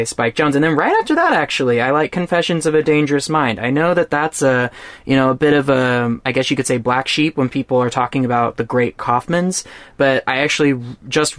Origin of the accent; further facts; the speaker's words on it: Texas, United States; I'm from Texas